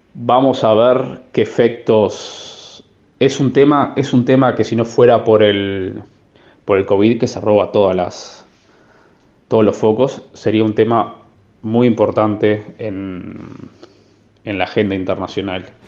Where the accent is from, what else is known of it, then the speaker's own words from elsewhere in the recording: Uruguay; moved away; nosotros que somos uruguayos y estamos acostumbrados a vivir con tasas de inflación altas